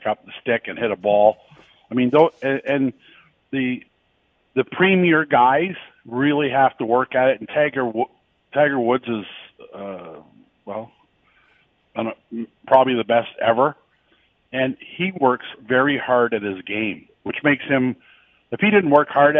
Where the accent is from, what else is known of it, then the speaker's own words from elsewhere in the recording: Lynden, Ontario, Canada; I grew up in Linden